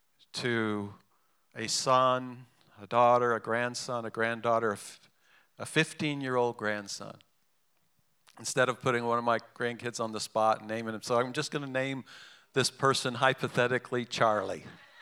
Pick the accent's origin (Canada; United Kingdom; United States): United Kingdom; England; born there; I'm half English. My mother's English. I was born in England. And in England, it's bad form to talk about money.